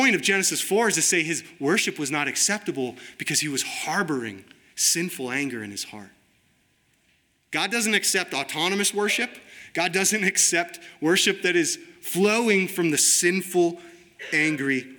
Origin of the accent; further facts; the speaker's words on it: United States; I'm an American